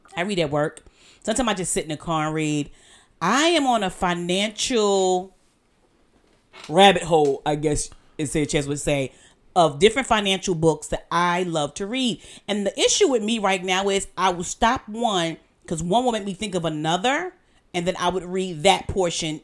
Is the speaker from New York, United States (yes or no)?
yes; New York City, New York, United States; moved away; I grew up in Brooklyn.